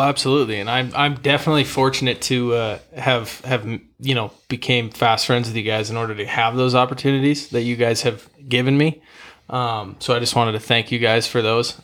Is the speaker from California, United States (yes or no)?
no; Great Falls, Montana, United States; growing up in Great Falls, I, you know, grew up playing football and hockey.